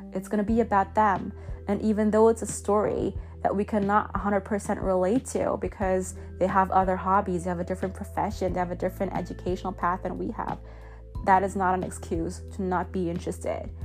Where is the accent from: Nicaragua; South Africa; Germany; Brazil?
Germany; now in United States; I'm from Germany